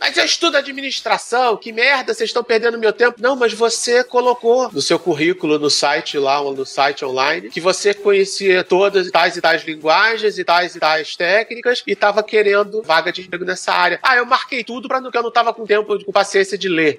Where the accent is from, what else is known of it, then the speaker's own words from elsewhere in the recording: Brazil; Como bom brasileiro